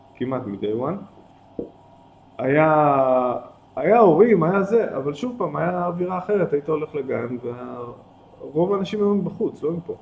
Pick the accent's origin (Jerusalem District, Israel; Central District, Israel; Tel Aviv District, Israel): Tel Aviv District, Israel; Tel Aviv; moved away as an adult; also born or lived in Ein Carmel / Nitzanim; גדלתי בתל אביב, ברמת אביב